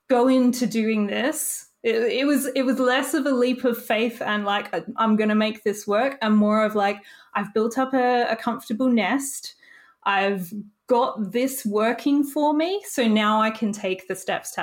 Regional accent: Australia; it was my first time seeing snow as an Australian. We don't get a lot of it

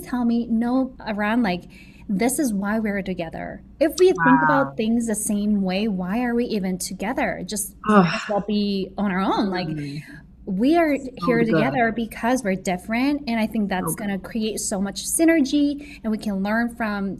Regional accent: South Korea; moved away as an adult; now in United States; America was the first country I've ever visited outside Korea, which right. was where I was born and raised.

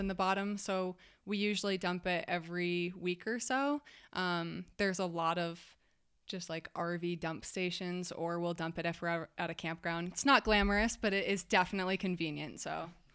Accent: Massachusetts, United States; moved away as an adult; I'm from Massachusetts

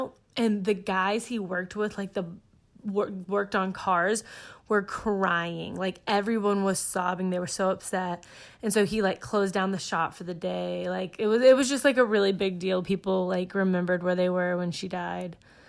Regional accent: Texas, United States; I'm from Texas, and it is, like, there's such a Latin American culture there.

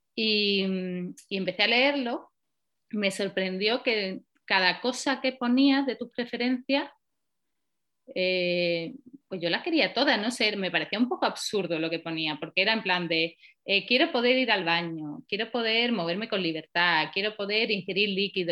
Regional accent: Paradas, Andalusia, Spain; moved away as an adult; also born or lived in Valencia; now in Oslo, Norway; yo soy de Sevilla, de un pueblecito pequeño que se llama Parada y, he vivido allí muchos años

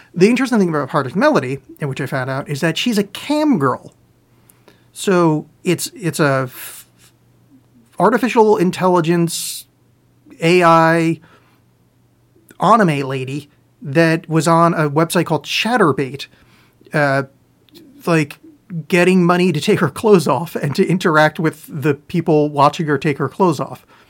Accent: Canada; I'm from Canada now, I say

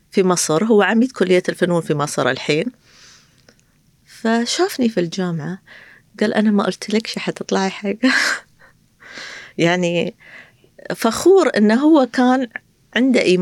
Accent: Qatar; أنا ك كابنة قطرية أو كقطرية أروح كتارة أي شيء أطلب من كتارة لا يرد لي طلب

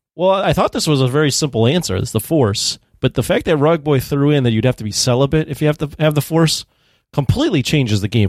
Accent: United States; as an American over here

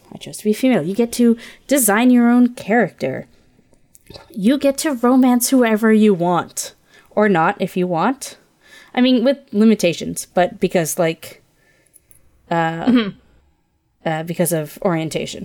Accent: Ontario, Canada; now in British Columbia, Canada; I grew up in Ontario.

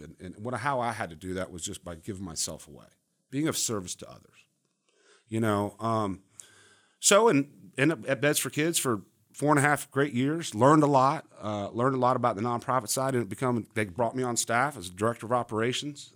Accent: Charlotte, North Carolina, United States; also born or lived in Miami, Florida / Coral Gables, Florida; I grew up here in Charlotte, uh, moved from Miami, Coral Gables, Miami

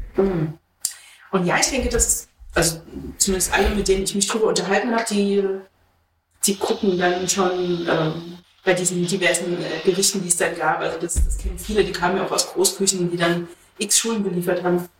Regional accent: East Germany, Germany; ich komme ja aus dem Osten

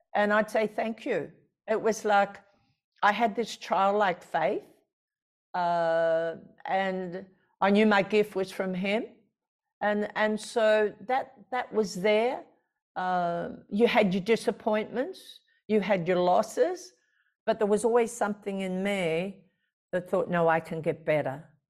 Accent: Australia; born or raised there

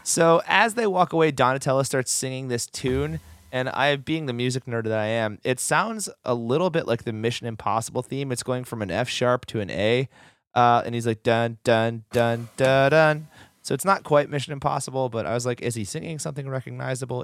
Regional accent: Oneida, New York, United States; Oneida Silver was made in my hometown

